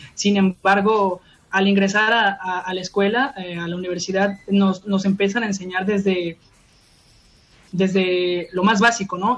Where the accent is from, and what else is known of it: Mexico